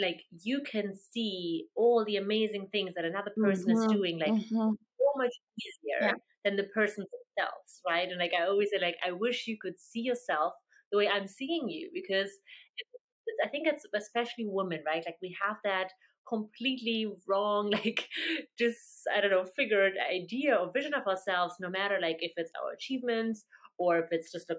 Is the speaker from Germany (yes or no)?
yes; Germany; English is a second language; I am from Germany.